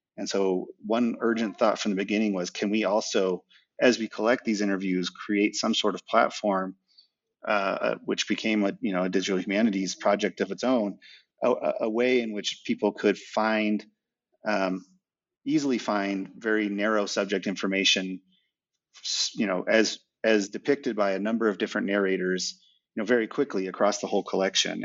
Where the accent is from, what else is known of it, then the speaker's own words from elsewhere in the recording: Reno, Nevada, United States; moved away as an adult; also born or lived in Texas; I grew up in the West, in the West in Reno, Nevada.